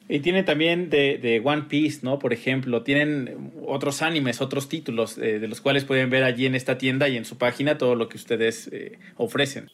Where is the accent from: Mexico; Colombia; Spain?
Mexico; somos los mexicanos